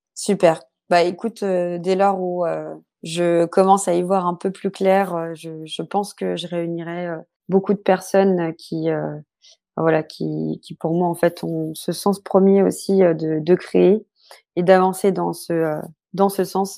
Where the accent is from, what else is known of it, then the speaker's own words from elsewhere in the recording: Brittany, France; je suis bretonne